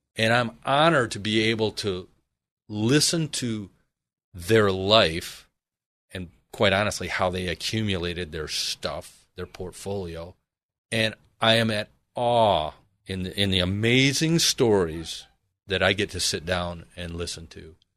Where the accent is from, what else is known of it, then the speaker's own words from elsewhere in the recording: Michigan, United States; now in Arizona, United States; originally I am from Michigan, proudly